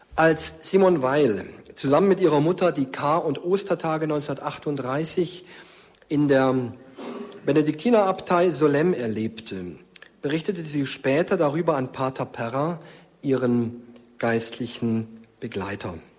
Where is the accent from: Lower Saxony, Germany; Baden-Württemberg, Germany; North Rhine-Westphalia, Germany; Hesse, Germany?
Baden-Württemberg, Germany; Markstadt near Stuttgart; now in Fulda, Germany; In meiner Heimatgemeinde in Markstadt bei Stuttgart